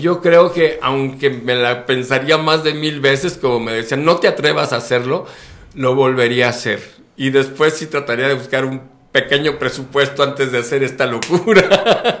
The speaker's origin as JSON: {"language": "Spanish", "country": "Mexico", "said": "Yo soy mexicano, vivo mexicano, sueño mexicano, que soy un mexicano"}